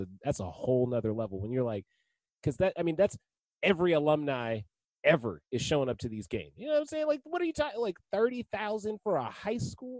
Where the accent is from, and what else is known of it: Nashville, Tennessee, United States; born or raised there